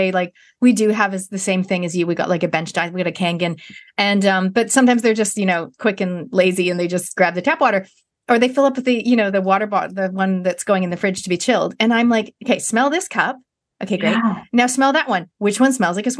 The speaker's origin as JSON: {"language": "English", "country": "Canada", "said": "as a Canadian"}